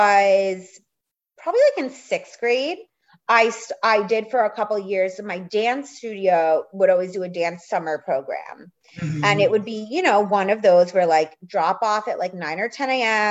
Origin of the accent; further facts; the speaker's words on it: outside of New York City in the suburbs, United States; I grew up outside of New York City in the suburbs